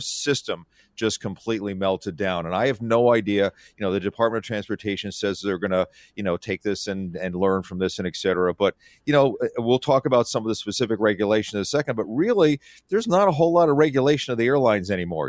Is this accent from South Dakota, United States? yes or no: no; Philadelphia, Pennsylvania, United States; also born or lived in Syracuse; now in Seattle, United States; I grew up on the East Coast, so Philadelphia, and I went to school at Syracuse.